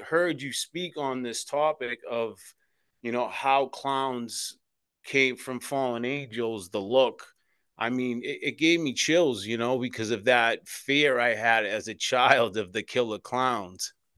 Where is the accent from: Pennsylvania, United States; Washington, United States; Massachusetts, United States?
Massachusetts, United States; Boston; I was born and raised in South Boston, Massachusetts, in the Old Colony Projects